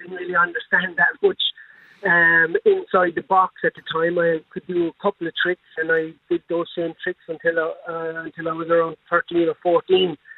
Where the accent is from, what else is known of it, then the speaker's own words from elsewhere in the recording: Limerick, Munster, Ireland; I grew up in Moyrass in Limerick